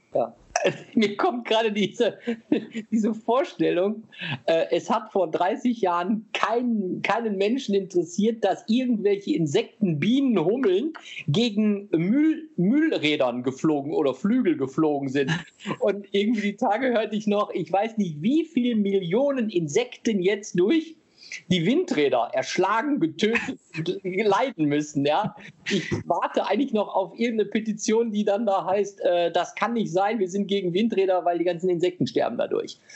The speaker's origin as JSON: {"language": "German", "country": "Germany", "said": "wir als Deutsche"}